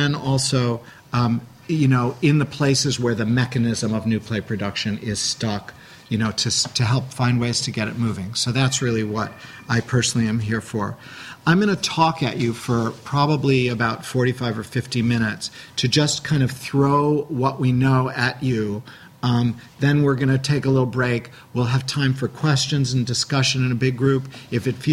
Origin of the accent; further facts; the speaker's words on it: Chicago, Illinois, United States; now in New York, United States; I'm from Chicago